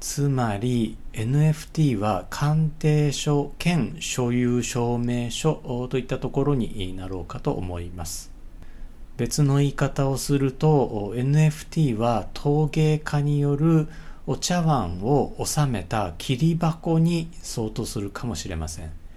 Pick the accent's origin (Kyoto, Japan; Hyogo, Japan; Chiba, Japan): Hyogo, Japan; Tsutsumigaoka, Uguisunomori, Manganji; moved away; also born or lived in Osaka; これ僕の地元でもあって